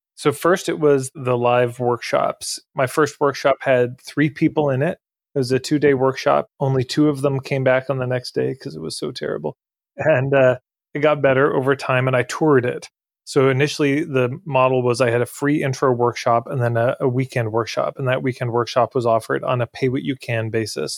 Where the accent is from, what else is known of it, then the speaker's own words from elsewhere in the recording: Edmonton, Alberta, Canada; I'm from Edmonton, Alberta. I grew up here